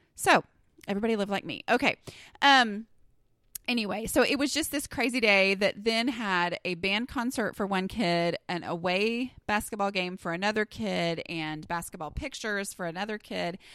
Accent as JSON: {"language": "English", "region": "Southern", "country": "United States", "accent": "Southern", "said": "my Southern accent increases significantly"}